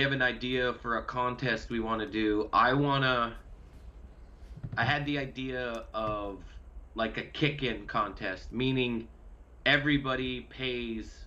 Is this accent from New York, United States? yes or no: no; Montana, United States; growing up in Montana